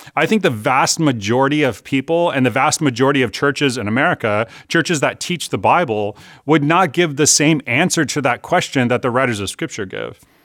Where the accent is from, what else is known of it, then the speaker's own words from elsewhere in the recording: California, United States; I'm Californian